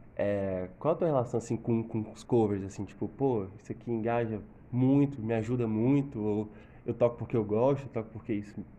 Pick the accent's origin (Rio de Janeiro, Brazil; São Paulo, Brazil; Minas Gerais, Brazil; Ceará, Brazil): Ceará, Brazil; Fortaleza; Sou, sou de Fortaleza mesmo